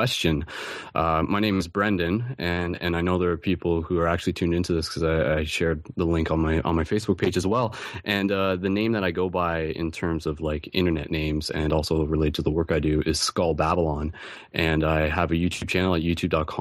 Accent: London, Ontario, Canada; I'm actually from London, Ontario

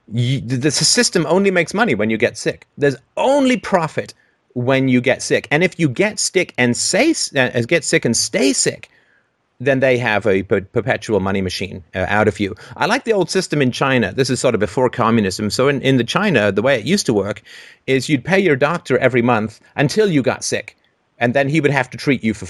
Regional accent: United Kingdom; I'm a British

